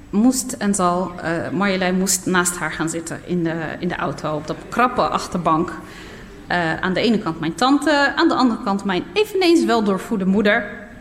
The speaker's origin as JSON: {"language": "Dutch", "town": "Nador", "region": "Oriental", "country": "Morocco", "tie": "born there", "said": "En van daaruit was het nog een paar uur, een halve dag of zo, rijden naar eh, mijn geboortedorp. Niet omdat het ver was, maar vanwege de kronkelwegen."}